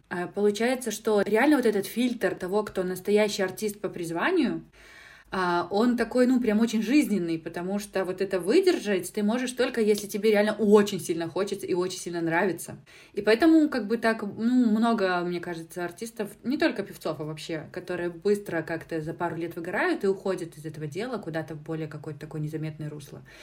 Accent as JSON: {"language": "Russian", "region": "Minsk", "country": "Belarus", "moved": "as an adult", "lives_now": "Lithuania", "said": "из Беларуси, там, да, из Минска"}